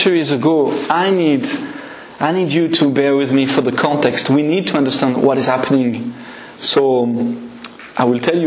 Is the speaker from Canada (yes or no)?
no; France; English is a second language; now in Scotland, United Kingdom; I'm not a product of Scotland, but of France. So that's why my accent is maybe